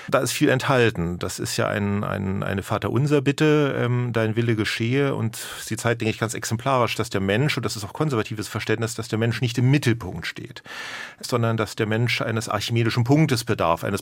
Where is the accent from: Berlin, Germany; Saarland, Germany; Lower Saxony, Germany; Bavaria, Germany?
Berlin, Germany; ich bin ja auch Berliner, bin also wieder nach Berlin zurückgekehrt